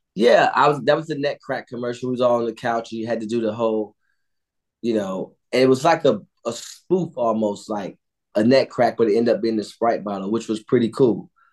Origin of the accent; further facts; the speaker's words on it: Cleveland, Ohio, United States; I grew up on Edmonton